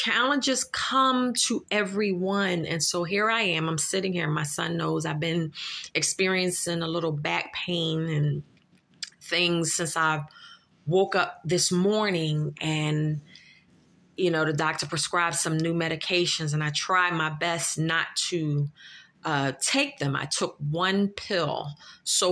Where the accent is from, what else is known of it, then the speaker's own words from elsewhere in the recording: Philadelphia, Pennsylvania, United States; I'm from Philadelphia. I am a Philadelphian. And not only that, I grew up in North Philadelphia